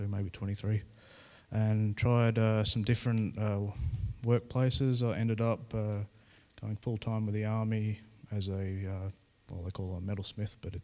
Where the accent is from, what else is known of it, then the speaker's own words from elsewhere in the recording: Adelaide, South Australia, Australia; moved away as an adult; also born or lived in Aldinga / Townsville, Queensland; So I was born in Adelaide in Flinders Hospital. I lived in Ranella. Then we moved to Aldinga